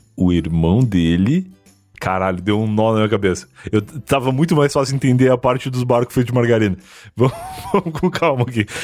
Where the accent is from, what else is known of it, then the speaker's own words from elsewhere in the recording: Rio Grande, Rio Grande do Sul, Brazil; eu sou de Rio Grande